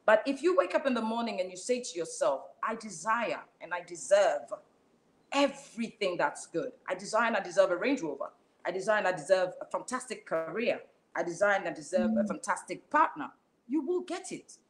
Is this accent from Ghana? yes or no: yes; Ada, Greater Accra, Ghana; also born or lived in Edmonton, London; now in London, United Kingdom; I come from Ada. There's a place called Ada, right, in Ghana